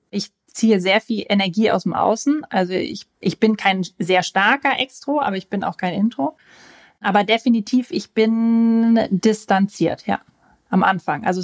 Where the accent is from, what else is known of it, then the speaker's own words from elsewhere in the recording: Austria; Ja, ich weiß, ich klinge wie Hannover, aber ich bin eigentlich Österreicherin und bin mit zwei ganz extremen österreichischen Dialekten aufgewachsen und habe mich dann irgendwie für Hochdeutsch entsc